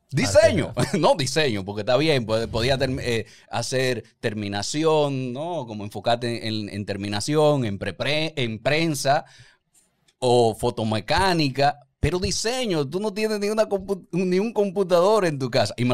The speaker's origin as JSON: {"language": "Spanish", "town": "Santiago", "country": "Chile", "tie": "born there", "said": "Yo nací en Santiago."}